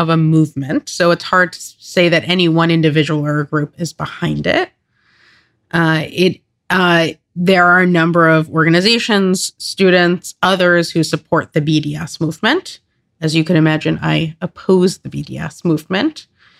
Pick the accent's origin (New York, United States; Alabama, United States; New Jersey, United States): New York, United States; Long Island; I grew up on Long Island.